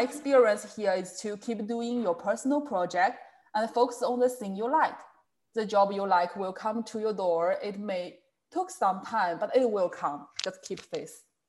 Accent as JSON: {"language": "English", "country": "China", "said": "from China"}